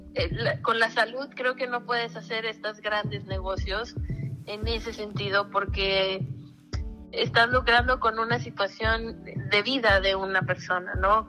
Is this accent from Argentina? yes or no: no; Mexico; moved away; de México